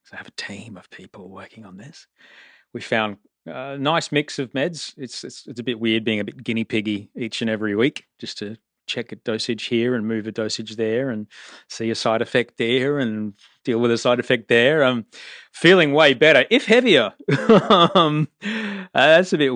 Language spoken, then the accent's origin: English; Australia; I'm Australian. I live between Venice Beach and Bondi Beach